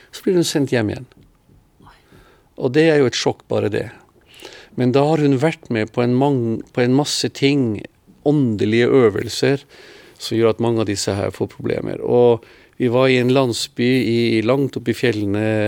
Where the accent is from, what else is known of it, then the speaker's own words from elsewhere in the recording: Norway; moved away as an adult; also born or lived in Israel / Philippines; hjemme i Norge. Alle årene i Oslo